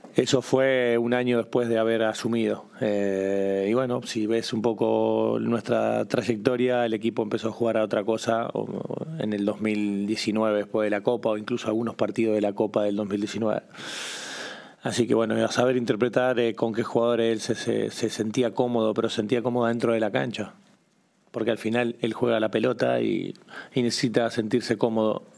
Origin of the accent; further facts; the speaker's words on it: Pujato, Santa Fe, Argentina; a todo mi pueblo pujato